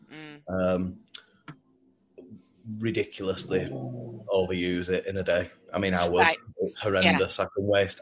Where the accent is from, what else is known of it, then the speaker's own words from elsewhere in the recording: Whitworth, North West England, United Kingdom; also born or lived in Fairfield / Shawclough; I was born in Fairfield, and then I lived opposite Fairfield, near enough. And then we moved to Shawcliffe, which is near enough Whitworth